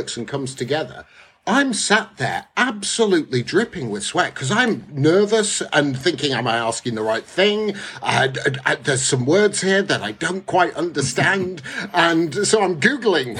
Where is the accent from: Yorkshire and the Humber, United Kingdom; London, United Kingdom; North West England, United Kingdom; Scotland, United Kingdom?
North West England, United Kingdom; Bolton; I was brought up in Lancashire, Bolton in particular